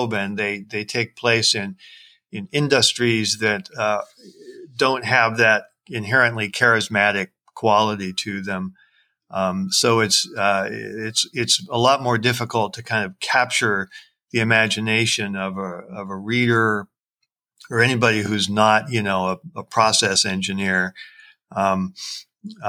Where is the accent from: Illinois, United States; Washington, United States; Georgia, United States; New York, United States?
Washington, United States; Seattle; my hometown of Seattle